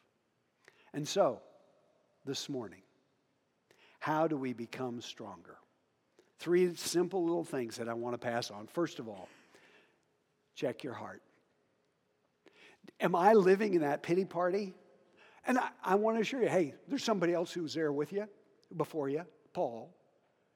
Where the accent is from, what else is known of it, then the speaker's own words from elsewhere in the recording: Hoxie, Kansas, United States; moved away; also born or lived in Africa; I had a really, really good friend in Hoxie, Kansas, where I grew up.